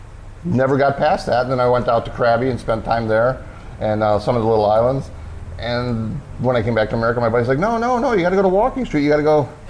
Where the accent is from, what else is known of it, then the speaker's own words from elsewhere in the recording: Detroit, Michigan, United States; also born or lived in Florida; now in Pattaya, Thailand; I lived in Florida for the past 20 years. I grew up in Detroit.